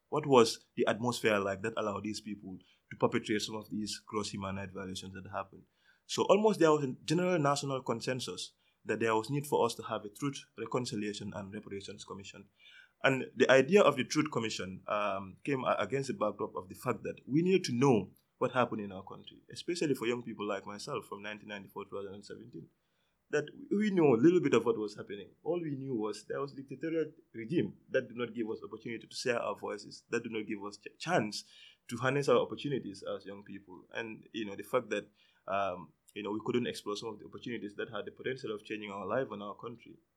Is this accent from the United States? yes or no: no; Gambia; I'm from the Gambia.